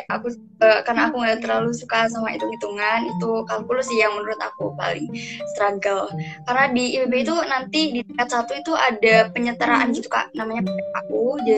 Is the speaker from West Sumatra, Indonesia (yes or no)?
no; Cilacap, Central Java, Indonesia; Omda gitu ya, daerah aku, daerah hmm. Cilacap.